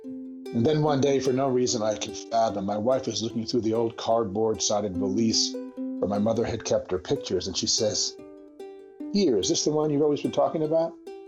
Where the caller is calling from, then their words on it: Berkeley, California, United States; I'm talking from Berkeley, California.